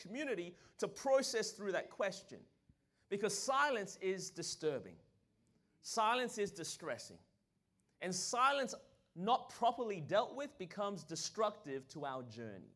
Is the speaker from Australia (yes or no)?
yes; Australia; now in Anderson, United States; I was born in Australia. That's the reason my voice is this way